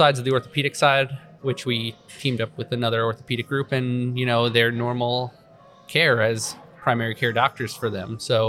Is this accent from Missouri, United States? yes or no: no; New York, United States; moved away as an adult; also born or lived in Boston / Philadelphia; So I grew up right outside of New York City